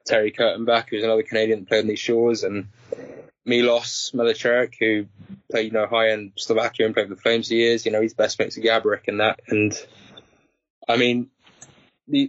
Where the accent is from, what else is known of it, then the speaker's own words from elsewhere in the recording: Guildford, South East England, United Kingdom; I did all my juniors in Guildford